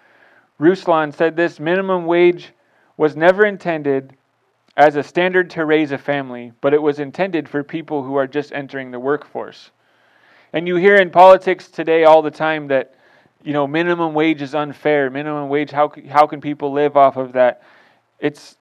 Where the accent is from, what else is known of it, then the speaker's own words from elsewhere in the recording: United States; as an American Christian